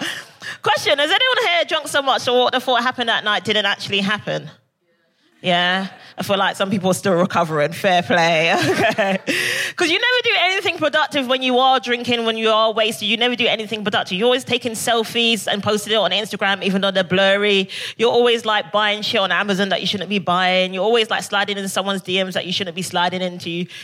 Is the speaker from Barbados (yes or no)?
yes; Barbados; I think I love to party because I'm originally from Barbados.